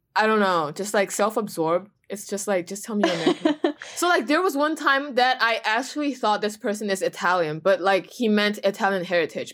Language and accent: English; China; moved away; where are you from? And I said, China